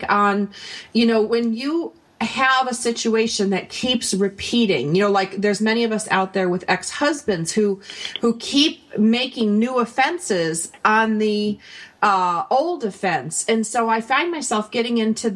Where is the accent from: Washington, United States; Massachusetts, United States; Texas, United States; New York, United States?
New York, United States; Buffalo; now in Southern California, United States; I'm from Buffalo, and I moved to Southern California.